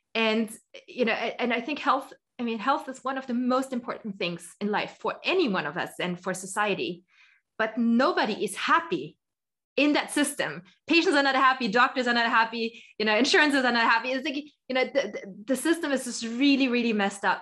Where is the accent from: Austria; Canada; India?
Austria; I'm originally from Austria. So, I'm Austrian.